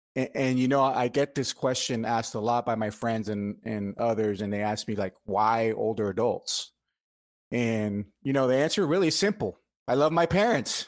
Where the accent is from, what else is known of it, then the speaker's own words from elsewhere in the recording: Miami, Florida, United States; moved away as an adult; now in Marietta, United States; I'm Cuban American. I was born in Miami, uh, but I, I now live in Marietta, Georgia, um, since two thousand six